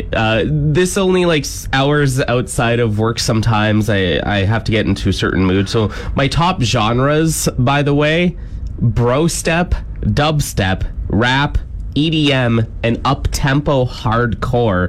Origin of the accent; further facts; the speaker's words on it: Cambridge, Ontario, Canada; moved away as an adult; also born or lived in Whitehorse, Yukon; now in Yorkton, Canada; my hometown of Cambridge, Ontario